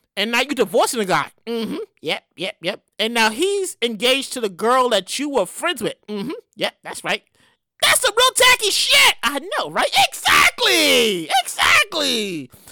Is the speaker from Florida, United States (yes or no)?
no; New York City, New York, United States; I'm from the hood. I'm from Brooklyn, New York